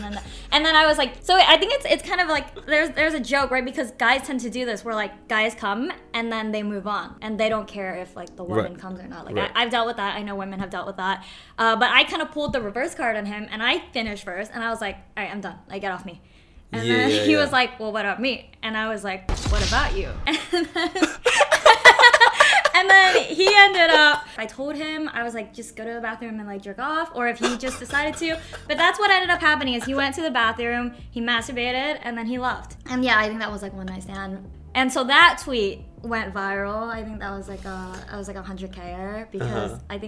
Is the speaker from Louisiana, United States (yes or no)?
no; Houston, Texas, United States; moved away as an adult; also born or lived in Philadelphia; So I grew up in Houston, Texas, and then I went to school in Philadelphia